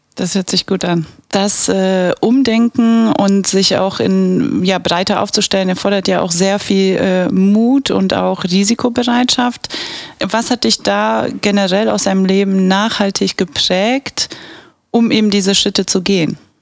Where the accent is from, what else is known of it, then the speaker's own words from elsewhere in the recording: Bavaria, Germany; now in Aachen, Germany; ich bin gebürtige Bayerin, wie man unschwer erkennen kann, und halb Polin, halb Araberin